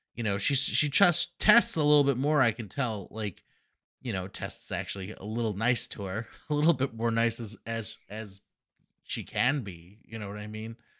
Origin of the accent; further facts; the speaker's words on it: Massachusetts, United States; we are from Massachusetts